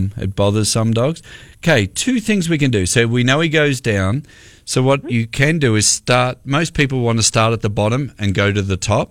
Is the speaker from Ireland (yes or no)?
no; Australia; moved away as an adult; also born or lived in Chicago; now in United States; I'm an Australian